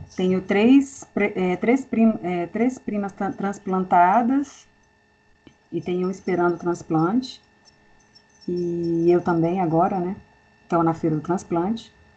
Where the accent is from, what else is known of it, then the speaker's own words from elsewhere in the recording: Brasília, Federal District, Brazil; eu sou de Brasília, moro em Brasília há 20 anos